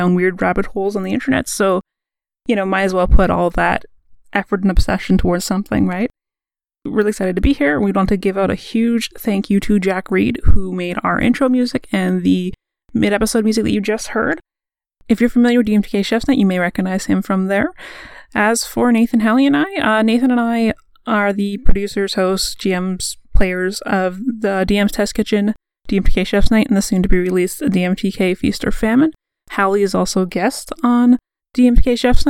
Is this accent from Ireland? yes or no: no; Canada; We're Canadian